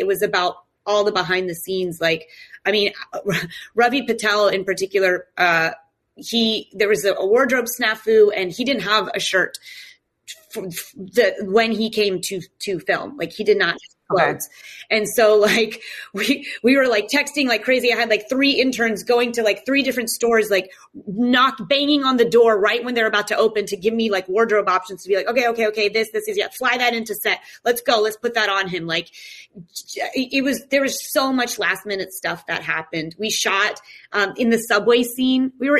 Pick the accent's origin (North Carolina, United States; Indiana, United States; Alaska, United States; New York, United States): North Carolina, United States; North Carolina.